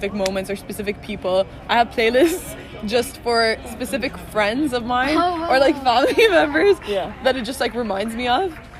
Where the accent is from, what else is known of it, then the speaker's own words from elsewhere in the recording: Bahrain; moved away as an adult; I grew up in Bahrain, So I'm originally from Bahrain.